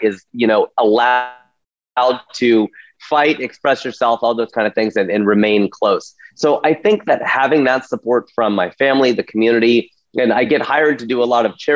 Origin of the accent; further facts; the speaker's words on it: Cincinnati, Ohio, United States; moved away as an adult; now in Los Angeles, United States; I was growing up in Cincinnati, Ohio. My parents are from Punjab